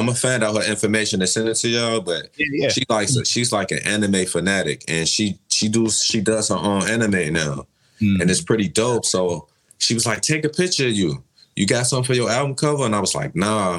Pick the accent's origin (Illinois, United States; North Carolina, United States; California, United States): Illinois, United States; Chicago; I'm from Chicago